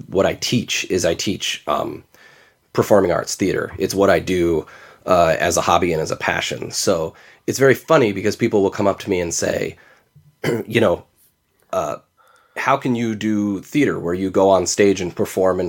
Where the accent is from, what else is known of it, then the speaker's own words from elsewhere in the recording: Torrance, California, United States; moved away as an adult; now in Grand Rapids, United States; I grew up in Torrance, California, which is a large city